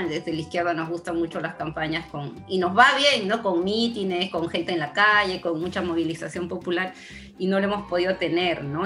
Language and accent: Spanish; Peru; nosotros en Perú